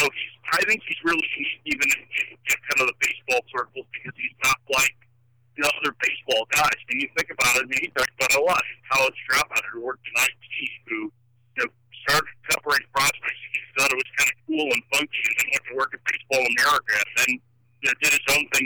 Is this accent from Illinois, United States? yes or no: yes; Chicago, Illinois, United States; I'm from Chicago